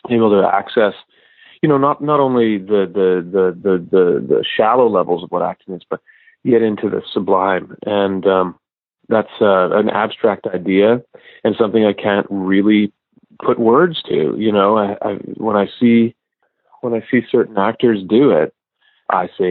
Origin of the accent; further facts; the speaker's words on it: Canada; moved away; my hometown in Canada